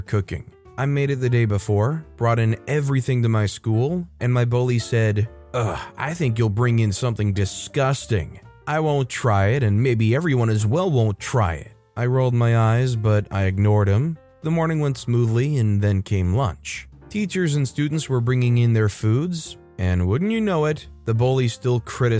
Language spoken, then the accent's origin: English; United States; as an American